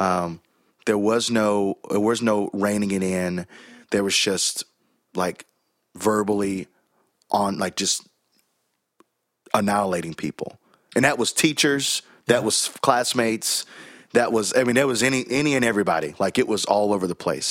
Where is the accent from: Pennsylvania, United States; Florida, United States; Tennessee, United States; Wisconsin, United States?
Tennessee, United States; Chattanooga; accent: Southern; also born or lived in Birmingham, Alabama; now in Nashville, United States; I was born in Birmingham, Alabama. I was raised in Chattanooga, Tennessee